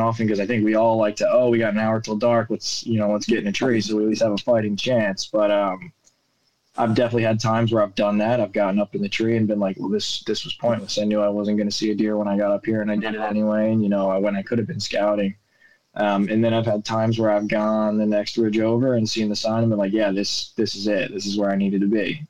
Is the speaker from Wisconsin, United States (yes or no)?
no; New York, United States; the way I was brought up gun hunting in New York